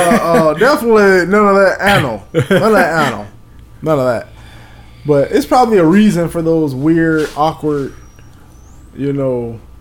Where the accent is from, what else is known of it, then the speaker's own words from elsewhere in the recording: the South, United States; Because we're from the South, so we're by nature conservative people.